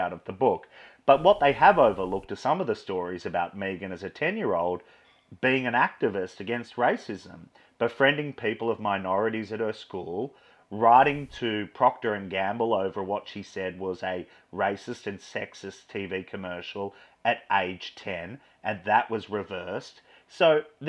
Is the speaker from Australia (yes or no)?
yes; Australia; I'm Australian